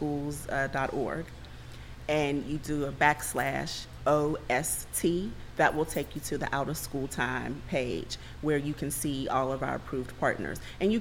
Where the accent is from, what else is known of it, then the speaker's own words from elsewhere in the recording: Pittsburgh, Pennsylvania, United States; I'm a very proud product of Pittsburgh Public Schools.